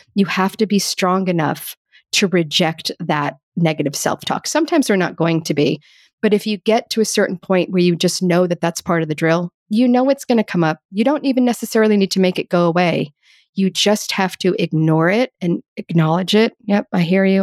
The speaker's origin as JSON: {"language": "English", "country": "United States", "tie": "born or raised there", "said": "Growing up as an American"}